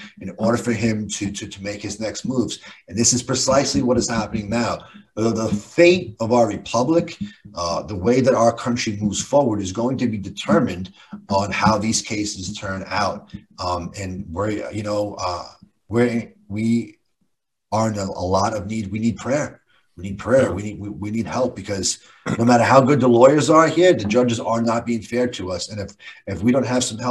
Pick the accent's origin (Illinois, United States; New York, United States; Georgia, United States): New York, United States; New York City; I'm from New York City